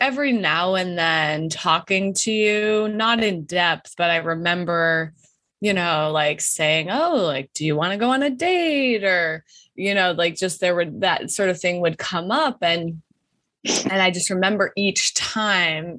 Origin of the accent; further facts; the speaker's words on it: Wyoming, United States; moved away as an adult; I grew up in Wyoming